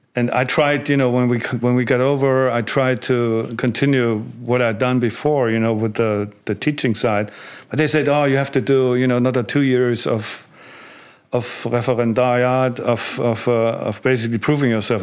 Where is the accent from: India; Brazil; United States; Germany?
Germany; East Germany; moved away as an adult; growing up in East Germany